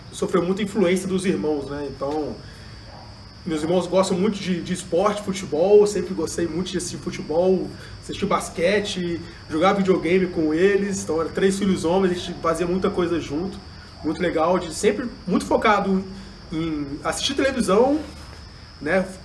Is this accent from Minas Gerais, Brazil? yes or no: yes; Juiz de Fora, Minas Gerais, Brazil; eu nasci em Juiz de Fora, sou daqui mesmo, né? Tenho um carinho muito grande pela cidade